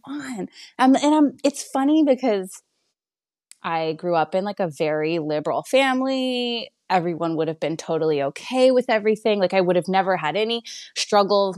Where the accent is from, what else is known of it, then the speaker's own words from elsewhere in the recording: Canada; now in Texas, United States; I'm from Canada